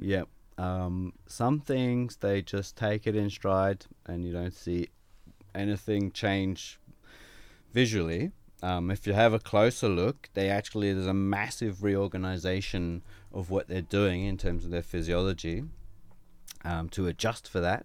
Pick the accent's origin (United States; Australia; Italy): Australia; Sydney, New South Wales; moved away as an adult; also born or lived in United Kingdom / Quebec City, Canada; now in Brisbane, Australia; I grew up in Sydney, and I, I went to Sydney Uni